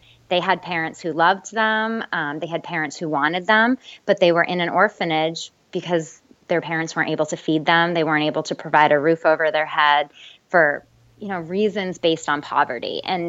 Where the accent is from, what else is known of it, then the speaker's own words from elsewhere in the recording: East Coast, United States; now in Fort Worth, United States; So we live in Fort Worth, Texas now. I'm originally from the East Coast, but we've been in Texas for about 5 years now, I think.